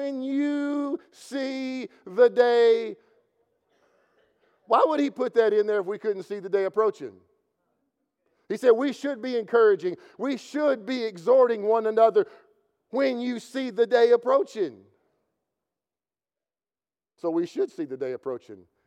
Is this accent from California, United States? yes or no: no; Kentucky, United States; I'm from Kentucky